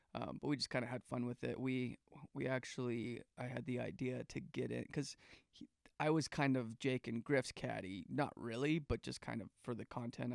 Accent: Calgary, Alberta, Canada; now in United States; Calgary, Alberta, where I grew up

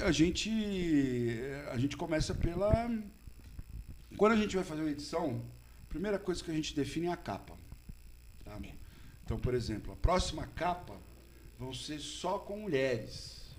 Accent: São Paulo, Brazil; now in Botucatu, Brazil; eu nasci, eu sou da Simba, do Catu, tudo, mas minha juventude foi em São Paulo

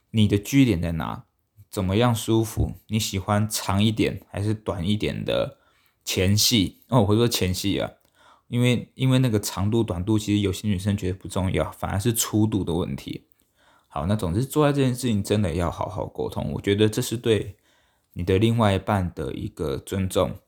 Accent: Taiwan; 我们台湾人呢

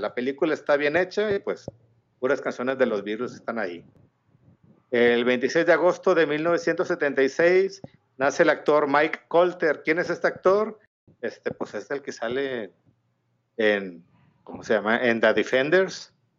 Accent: Mexico; Soy mexicano

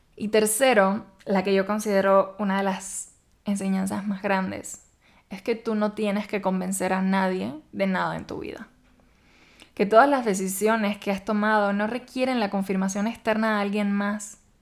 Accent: Cuba; moved away as an adult; now in Mexico; en mi país la verdad no es costumbre ni cultura hacer eso

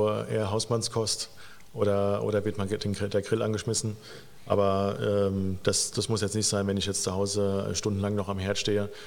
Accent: Rot bei Stromberg, Rhineland-Palatinate, Germany; moved away; genau, ich bin auch in Rot bei Stromberg aufgewachsen, im Hunsrück und äh, das gehört ja dann auch natürlich zu, äh, zu Rheinland-Pfalz.

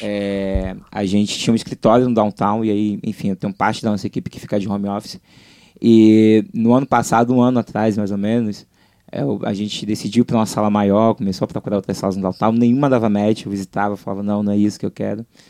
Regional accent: Salvador, Bahia, Brazil; moved away as an adult; now in Rio de Janeiro, Brazil; sou de Salvador, estou aqui no Rio há seis anos

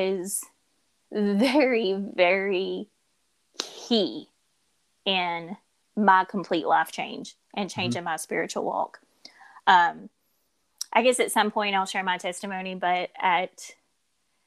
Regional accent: Louisville, Kentucky, United States; I'm still from Louisville

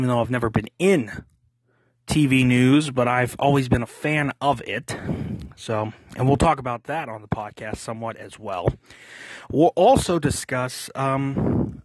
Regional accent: Pittsburgh, Pennsylvania, United States; I'm originally from Pittsburgh

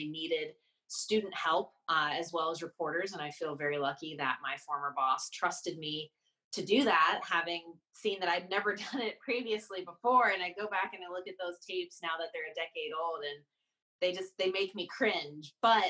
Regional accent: outside of Atlanta, Georgia, United States; growing up outside of Atlanta.

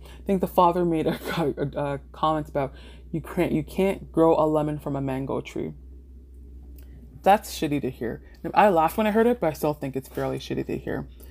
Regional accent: Mississauga, Ontario, Canada; also born or lived in British Columbia; I grew up in Mississauga

